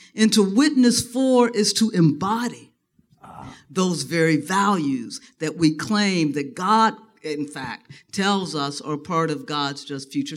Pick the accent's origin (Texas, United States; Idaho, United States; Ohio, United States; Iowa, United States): Ohio, United States; Dayton; I was born and raised in Dayton, Ohio